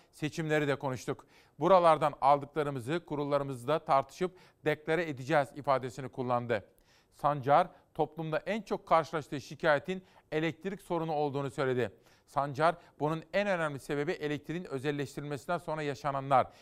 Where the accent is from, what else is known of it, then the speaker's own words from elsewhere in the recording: Simav, Kütahya, Turkey; 4 Eylül'de Simav'da kurutuldu benim doğum yerim.